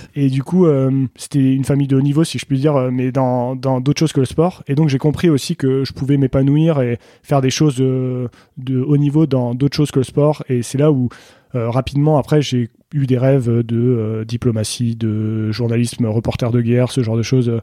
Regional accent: Saint-Mathieu-de-Tréviers, Occitania, France; moved away as an adult; also born or lived in Senegal / Beaufortain, France; now in Beaufort, France; je suis né en Afrique, au Sénégal. Euh, j'ai grandi en Afrique jusqu'à l'âge de 10 ans à peu près. Je suis rentré en France ensuite

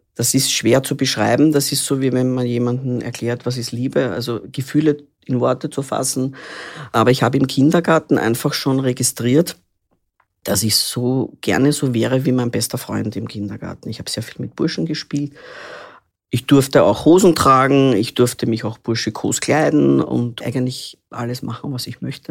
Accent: Vienna, Austria; Ich bin in Wien geboren, 1975 schon

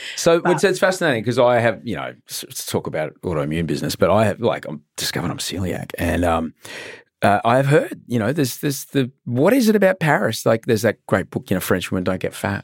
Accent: Brisbane, Queensland, Australia; moved away as an adult; also born or lived in London; now in Sydney, Australia; I grew up in Brisbane

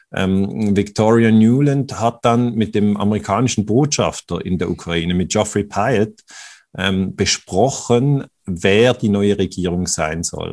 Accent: Switzerland

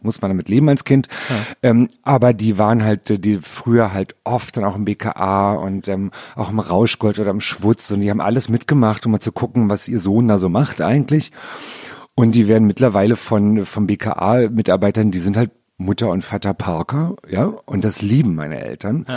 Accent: Berlin, Germany; Also ich bin ja in Berlin geboren

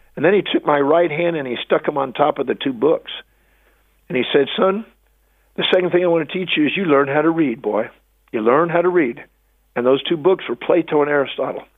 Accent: United States; I was born on Thanksgiving Day in America

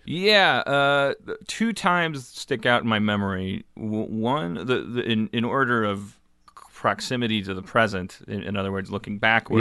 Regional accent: Milwaukee, Wisconsin, United States; moved away as an adult; now in Los Angeles, United States; I grew up in Milwaukee, and then I came here about fifteen years ago.

